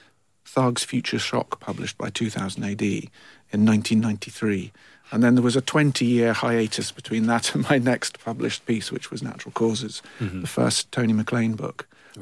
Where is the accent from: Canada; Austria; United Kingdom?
United Kingdom; Bishop's Stortford, East of England; So he went and worked in London for many years, which is why I don't sound like I'm from Fife.